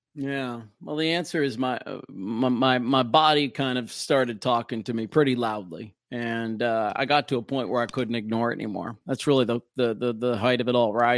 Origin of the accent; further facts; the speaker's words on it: Minneapolis, Minnesota, United States; do the night show in my hometown of Minneapolis on Cities ninety-seven